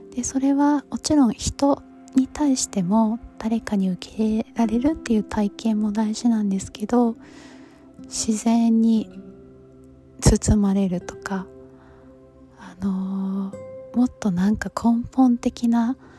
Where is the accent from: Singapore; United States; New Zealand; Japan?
United States; 中学生からアメリカに住んでた